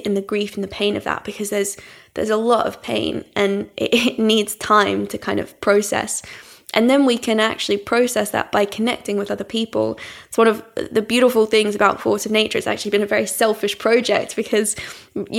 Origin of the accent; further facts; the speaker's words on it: Australia; now in London, United Kingdom; growing up in Australia, I never encountered like a rough sleeper. I grew up in a town of 6,000 people.